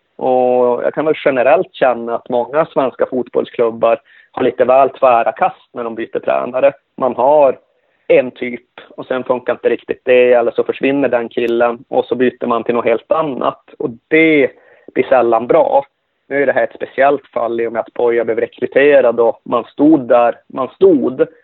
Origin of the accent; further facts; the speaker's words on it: Malmberget, Norrbotten County, Sweden; Malmberget där jag kommer ifrån